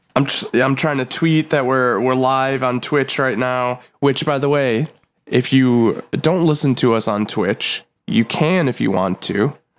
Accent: Buffalo, New York, United States; Jim Carrey has been to my hometown

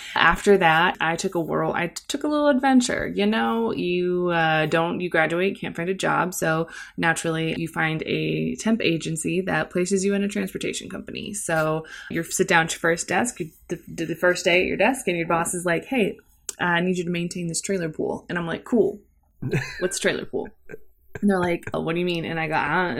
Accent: St. Louis, Missouri, United States; also born or lived in Cape Girardeau, Missouri; I've lived in Saint Louis for most of my life

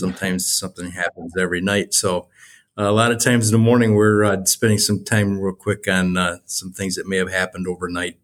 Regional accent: Westland, Michigan, United States; also born or lived in Wayne, Michigan; I grew up here in Westland

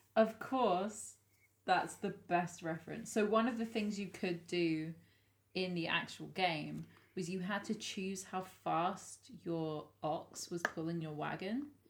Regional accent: England, United Kingdom; we as English people

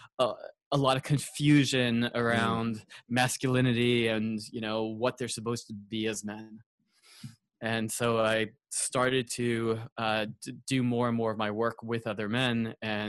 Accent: Long Island, New York, United States; also born or lived in San Francisco, California / Los Angeles, California; now in San Diego, United States; I grew up on Long Island, New York, and I'm currently outside of San Diego, California.

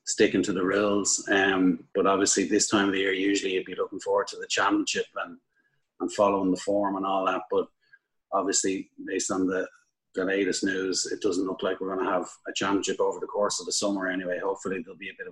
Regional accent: Dublin, Leinster, Ireland; I grew up in Knockline

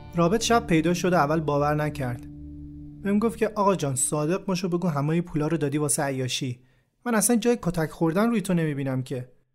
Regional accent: Shiraz, Fars, Iran; moved away; همه عمرم دلم نمیخواست از شیراز دور بشم

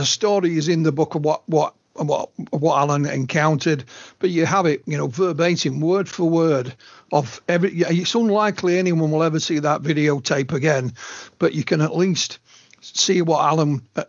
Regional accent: Yorkshire and the Humber, United Kingdom; I'm a Yorkshireman born and bred.

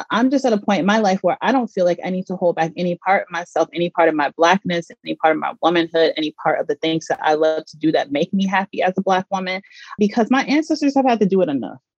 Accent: Georgia, United States; moved away as an adult; also born or lived in Mississippi / New York; now in Los Angeles, United States; I was born in Mississippi and partially mm. raised there. I also grew up in Georgia. I went to middle school, high school, and I also attended Georgia State University for college.

